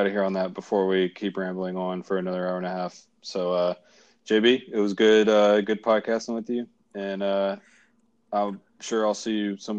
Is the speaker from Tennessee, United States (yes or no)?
yes; Tennessee, United States; I grew up in Tennessee